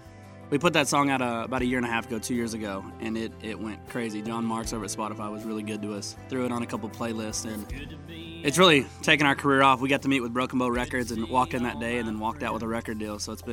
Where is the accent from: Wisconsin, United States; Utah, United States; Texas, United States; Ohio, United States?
Texas, United States; Vernon; I grew up in Texas.